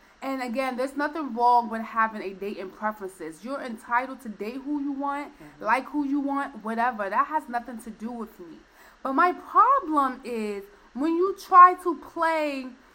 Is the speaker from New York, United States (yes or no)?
yes; New York City, New York, United States; I am a New Yorker